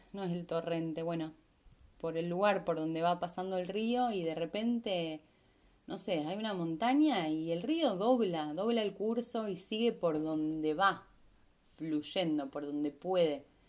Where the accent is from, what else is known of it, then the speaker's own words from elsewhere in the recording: Rosario, Santa Fe, Argentina; moved away as an adult; also born or lived in Capilla del Monte, Córdoba, Argentina; yo vengo de Rosario